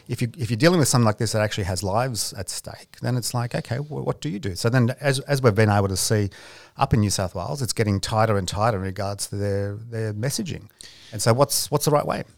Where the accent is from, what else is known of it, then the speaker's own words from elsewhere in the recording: Peloponnese, Greece; I'm from the Peloponnese